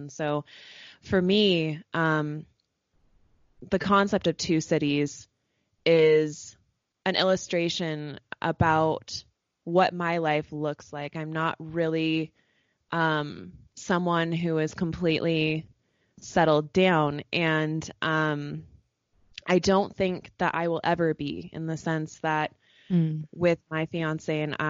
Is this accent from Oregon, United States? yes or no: yes; Oregon, United States; moved away as an adult; now in Salt Lake City, United States; I was born and raised in Oregon. I actually lived in the same house all my life until I moved away for college. And I've kind of been just moving around ever since.